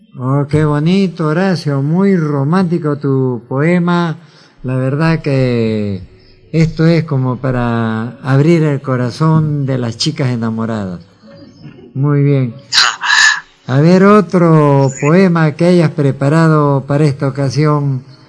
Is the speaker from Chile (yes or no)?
no; Peru; como peruano